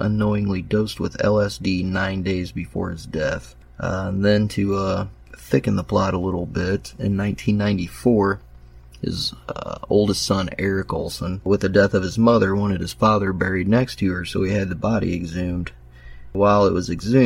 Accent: Indiana, United States; my home state of Indiana

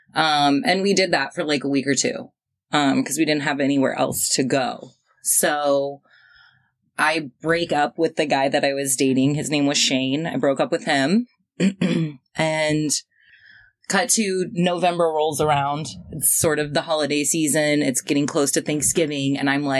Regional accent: Springfield, United States; my hometown, Springfield.

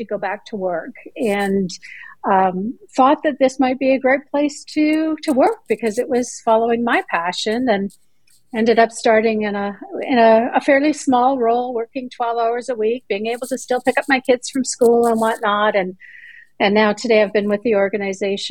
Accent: Canada; moved away as an adult; now in Greenville, United States; I'm originally from Canada. I lived there, born and raised there

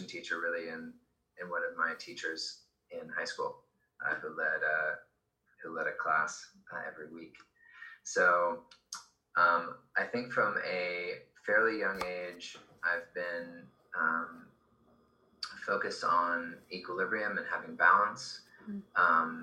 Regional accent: Beverly Hills, California, United States; I grew up in Beverly Hills

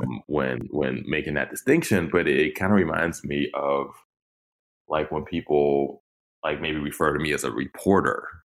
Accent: Pittsburgh, Pennsylvania, United States; I'm from Pittsburgh and live in Pittsburgh

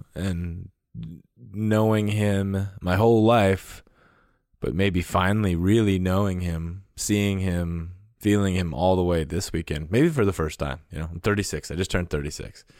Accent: North Dakota, Minnesota, Midwest, United States; now in Montana, United States; I grew up in North Dakota in Minnesota in the Midwest

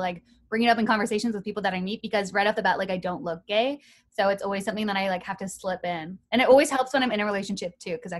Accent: Canada; I'm a Canadian girl. We got a lot of snow

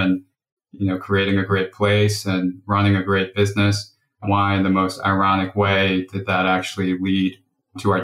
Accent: New York City, New York, United States; I grew up in New York and Brooklyn.

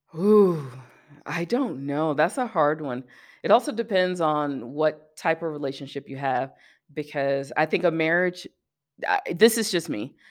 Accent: Birmingham, Alabama, United States; moved away as an adult; also born or lived in Atlanta / San Diego; now in Colorado, United States; I grew up in Birmingham, I went to school in Atlanta

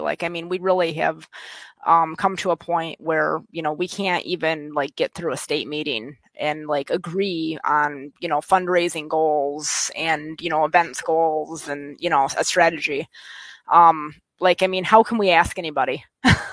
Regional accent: West Michigan, United States; accent: West Michigan; moved away as an adult; now in Pennsylvania, United States; I'm originally from West Michigan. Um, I moved here when I was 28

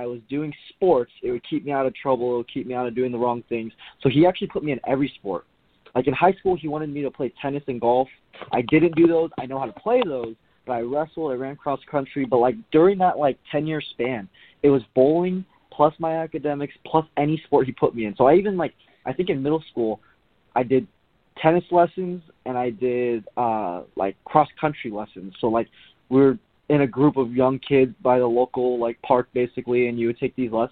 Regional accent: Southern California, United States; ever since I was little, we grew up in SoCal.

